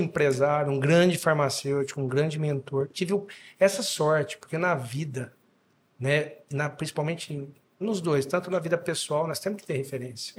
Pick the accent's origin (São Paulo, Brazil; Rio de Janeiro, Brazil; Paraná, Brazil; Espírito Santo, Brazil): São Paulo, Brazil; Dois Córregos; also born or lived in Jaú / Bauru / Goiás; Me considero natural de dois córregos, que fica do lado. Então minha mãe foi para Jaú só para me ter, mas sou dois corriguense, dois corriguense.